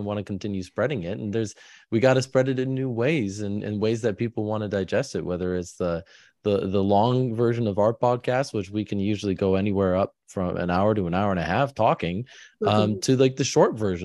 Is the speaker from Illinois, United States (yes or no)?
no; Michigan, United States; moved away as an adult; now in Philadelphia area, United States; I grew up in Michigan